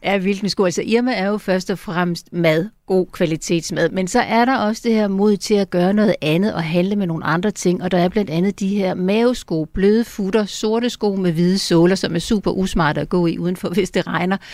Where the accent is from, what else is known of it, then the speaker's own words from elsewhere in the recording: Funen, Southern Denmark, Denmark; now in Copenhagen, Denmark; jeg er godt nok Fynbo af oprindelse, men altså har boet i København i 30 år